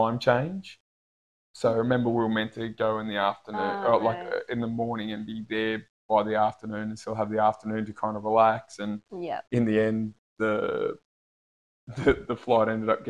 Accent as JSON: {"language": "English", "country": "Australia", "said": "I'm from Australia."}